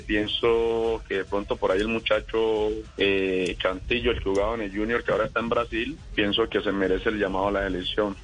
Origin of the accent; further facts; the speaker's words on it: Colombia; nosotros como colombianos y gente de fútbol que somos